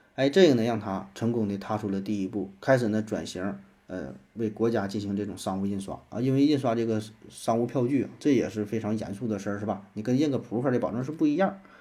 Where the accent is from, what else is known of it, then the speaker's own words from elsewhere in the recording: China; 咱们国家